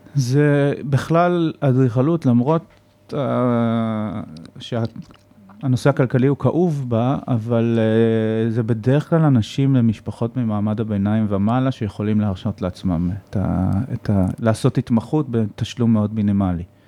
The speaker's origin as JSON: {"language": "Hebrew", "country": "Israel", "said": "אני ישראלי"}